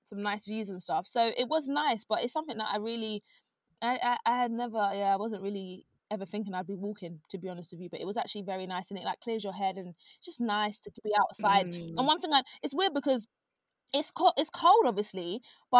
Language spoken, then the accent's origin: English; United Kingdom; we're British